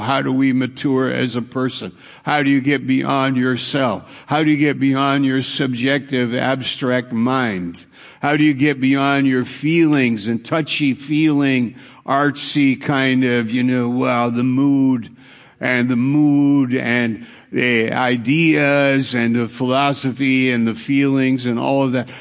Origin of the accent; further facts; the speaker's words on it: New York, United States; moved away; also born or lived in Maine; I'm from New York